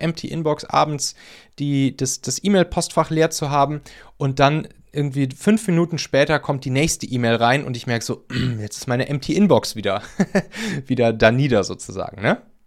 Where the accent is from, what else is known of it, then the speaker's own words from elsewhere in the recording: Rhineland, Germany; moved away; bei mir aus dem Rheinland, aus meiner alten Heimat